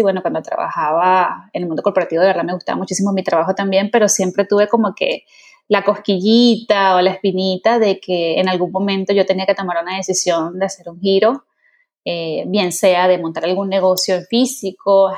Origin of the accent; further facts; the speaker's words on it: Venezuela; also born or lived in England; yo soy venezolana